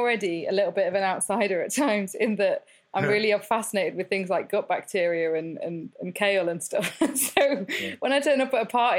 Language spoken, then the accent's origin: English; Peak District, East Midlands, United Kingdom; I grew up in the Peak District in the middle of nowhere